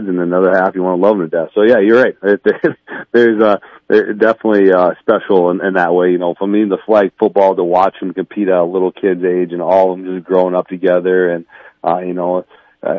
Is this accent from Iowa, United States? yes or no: yes; Central Lyon-George-Little Rock area, Iowa, United States; born or raised there